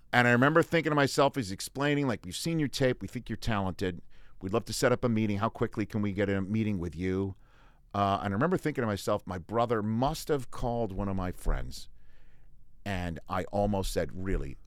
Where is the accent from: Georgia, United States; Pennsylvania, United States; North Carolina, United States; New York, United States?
New York, United States; New York City; moved away as an adult; also born or lived in Redding, California; now in Los Angeles, United States; I worked for my hometown newspaper in Staten Island, Staten Island, Staten Island Advance, because we put the accent on the first syllable